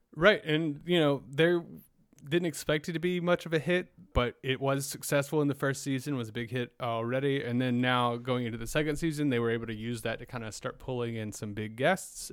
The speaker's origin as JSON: {"language": "English", "region": "South Carolina", "country": "United States", "tie": "born or raised there", "said": "I grew up in South Carolina, so every summer we'd vacation to Myrtle Beach"}